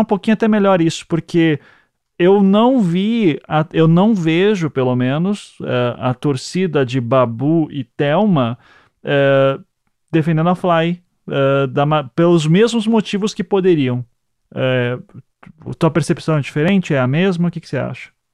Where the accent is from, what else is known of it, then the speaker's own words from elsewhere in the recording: Paraná, Brazil; eu, nós somos aqui do Paraná